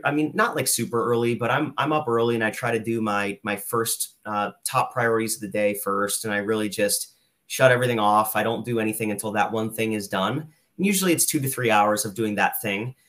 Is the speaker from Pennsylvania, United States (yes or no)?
yes; Lehigh Valley, Pennsylvania, United States; I'm from the Lehigh Valley. I went to school here, I went to college here